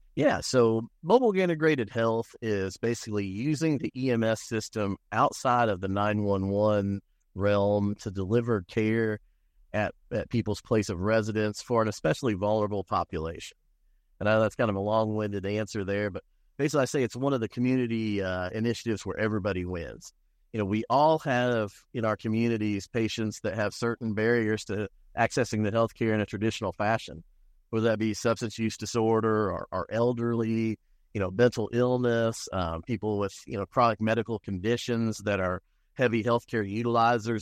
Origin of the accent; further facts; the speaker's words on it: Indianapolis, Indiana, United States; also born or lived in Michigan City, Indiana / Lake County, Indiana / Bloomington, Indiana / Muncie, Indiana; now in Borden, United States; I grew up on the east side of Indianapolis